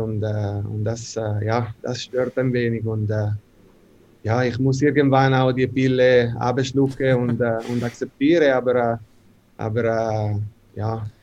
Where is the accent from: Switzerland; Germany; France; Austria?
Switzerland; Ambrì, Ticino; German is a second language; moved away as an adult; also born or lived in North America; bei uns in Ambri